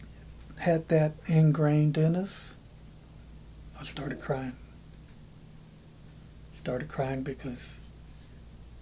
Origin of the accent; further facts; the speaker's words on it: just south of Dallas, Texas, United States; moved away as an adult; now in Appleton, United States; I'm Hispanic, born and raised in Texas, just south of Dallas